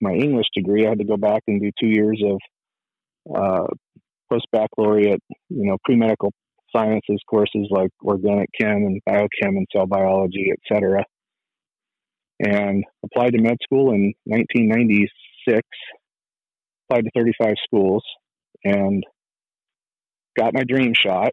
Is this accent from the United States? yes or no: yes; Fresno, California, United States; moved away as an adult; also born or lived in Tucson; I was born and raised in Fresno, California